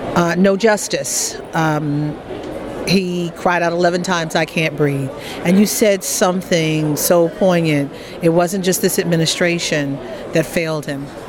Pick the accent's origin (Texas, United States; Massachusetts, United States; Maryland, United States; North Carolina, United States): Maryland, United States; Baltimore; I'm from Baltimore.